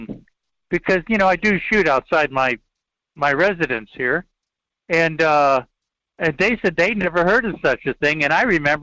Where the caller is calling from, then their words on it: Fairbanks, Alaska, United States; from Fairbanks.